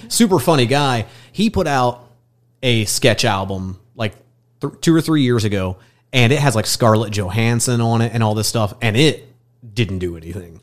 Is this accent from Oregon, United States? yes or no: no; Fairmount, Indiana, United States; also born or lived in Muncie, Indiana / New York; now in Indianapolis, United States; I'm from Grant County, which is just north of Muncie. Uh, I grew up like in the middle of nowhere, like in between cornfields, uh, next to Fairmount, Indiana